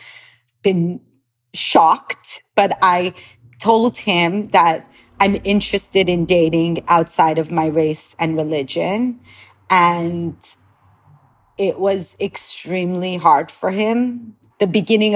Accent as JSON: {"language": "English", "town": "Los Angeles", "region": "California", "country": "United States", "tie": "born or raised there", "also_born_or_lived": "Iran / Tel Aviv, Israel", "moved": "as an adult", "said": "I grew up in Los Angeles, California, but I was born in Iran"}